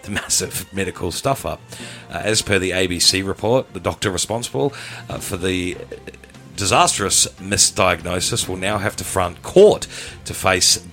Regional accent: New Zealand; moved away as an adult; now in Rockhampton, Australia; Originally from New Zealand. Up the Waz. Moved over to Australia back in 2007, 2008.

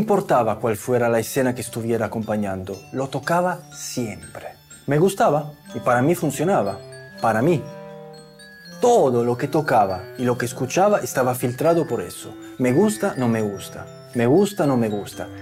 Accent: Italy; moved away; also born or lived in Andalusia; Yo soy italiano

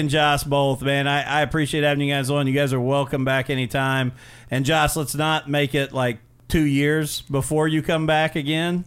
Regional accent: Mitchell, Indiana, United States; I was from Mitchell, Indiana

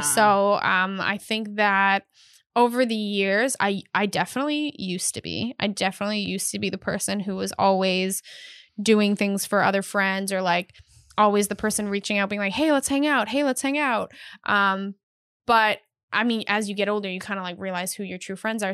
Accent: Canada; I am Canadian

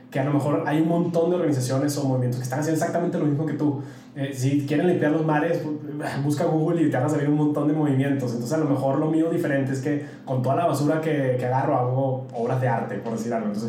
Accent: Mexico; yo siempre digo que soy mexicano. O sea, al final no puedo olvidar mis raíces eh, fui criado de una manera, amo mi cultura, amo, a pesar de que me viene muy chavito, pero amo México profundamente

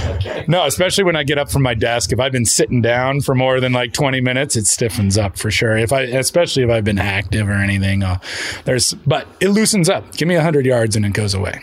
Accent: Park City, Utah, United States; moved away; also born or lived in Bend, Oregon / Jackson, Wyoming; I grew up in Park City

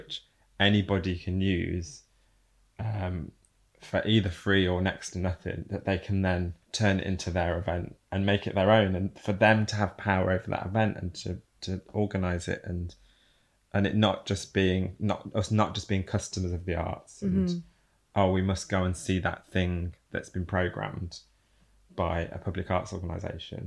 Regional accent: Burton-on-Trent, West Midlands, United Kingdom; I was from Burton-on-Trent, which is, you know, 30 miles away

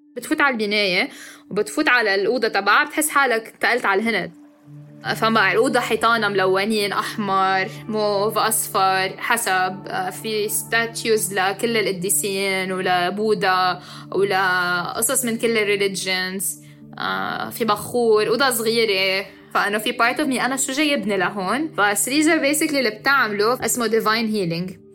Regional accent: Lebanon; now in Dubai, United Arab Emirates; أنا لبنانية وعايشة حاليا بدبي

